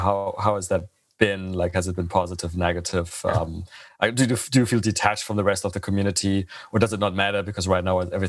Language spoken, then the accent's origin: English; Freiburg, Baden-Württemberg, Germany; I'm originally from Freiburg.